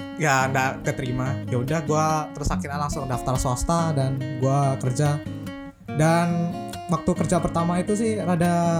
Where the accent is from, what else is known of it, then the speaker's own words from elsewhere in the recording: Magelang, Central Java, Indonesia; now in Denpasar, Indonesia; gue sendiri sih asalnya dari Magelang Jawa Tengah